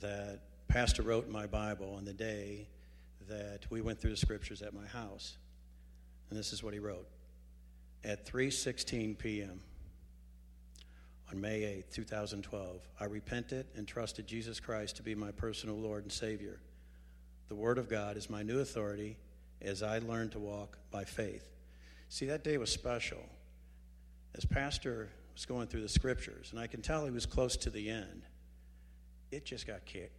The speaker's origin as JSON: {"language": "English", "town": "St. Louis", "region": "Missouri", "country": "United States", "tie": "born or raised there", "said": "I was born and raised here in St. Louis, actually a town in North County"}